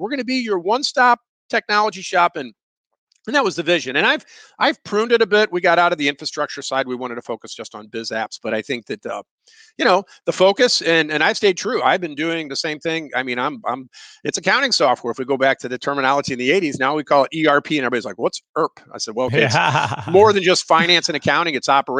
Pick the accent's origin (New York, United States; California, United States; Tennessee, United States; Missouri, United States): Missouri, United States; We're from Missouri. You know, show me, I want to show you.